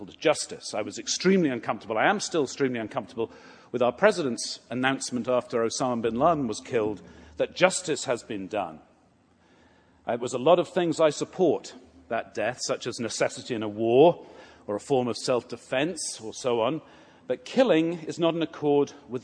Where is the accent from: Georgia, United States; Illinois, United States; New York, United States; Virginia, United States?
Georgia, United States; Atlanta; I'm from Atlanta